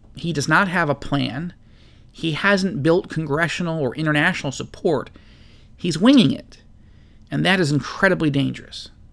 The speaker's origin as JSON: {"language": "English", "country": "United States", "said": "as an American citizen"}